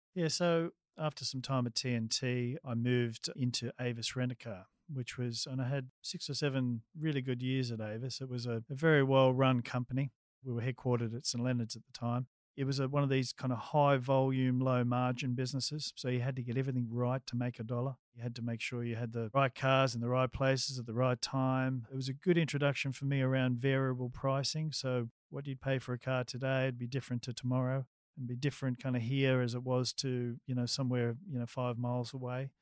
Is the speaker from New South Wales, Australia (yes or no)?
yes; Sydney, New South Wales, Australia; we lived in Leichhardt